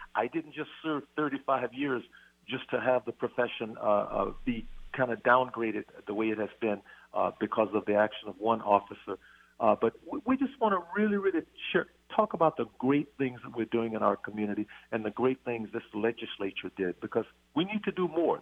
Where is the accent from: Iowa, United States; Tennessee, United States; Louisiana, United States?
Louisiana, United States; Robeline; moved away as an adult; also born or lived in Shreveport, Louisiana; now in Snohomish County, United States; our family was raised in a little town called Robeline, which is just 60 miles south of Shreveport